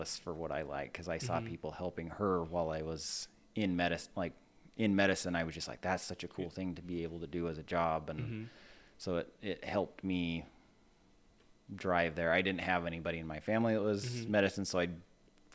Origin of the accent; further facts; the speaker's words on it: central Utah, United States; So I'm actually originally from Utah. So okay. I grew up in central Utah